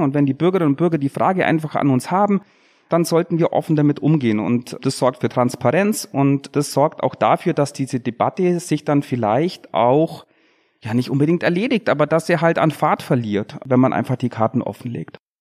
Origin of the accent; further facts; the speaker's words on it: Bad Wörishofen, Bavaria, Germany; ich komme aus Bad Würdeshofen im Unterallgäu